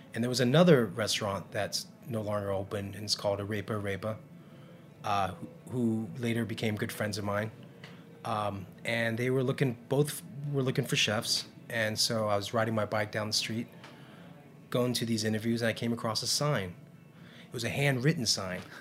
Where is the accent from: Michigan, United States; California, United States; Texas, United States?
California, United States; now in New York, United States; Vietnamese tradition and growing up in California